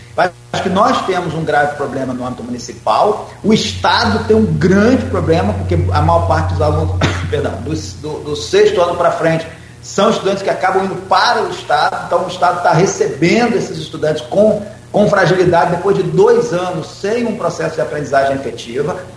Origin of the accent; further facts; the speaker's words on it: Campos dos Goytacazes, Rio de Janeiro, Brazil; moved away as an adult; also born or lived in Brasília; Sou de Campos, me afastei, estava fora, num projeto, num trabalho em Brasília. Volto para Campos